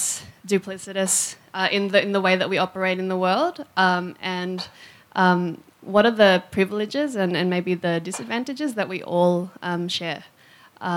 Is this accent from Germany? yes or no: no; Melbourne, Victoria, Australia; I was born in Melbourne